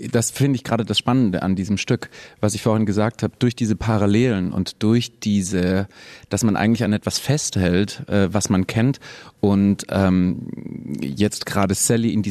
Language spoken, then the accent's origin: German; Southern Germany, Germany; moved away as an adult; also born or lived in Berlin; ich komme eigentlich aus dem Süden von Deutschland